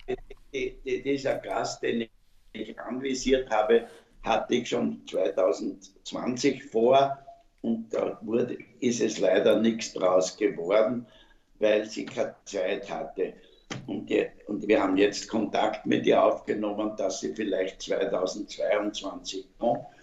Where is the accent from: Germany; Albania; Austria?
Austria; Vienna; ich, mache Werbung für meine Heimatstadt Wien und ich bin ein überzeugter Wiener. Meine Eltern sind Wiener